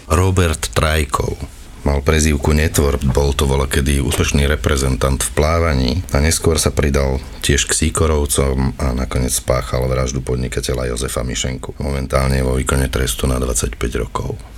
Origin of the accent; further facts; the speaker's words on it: Trnava, Trnava Region, Slovakia; ja som Trnavčan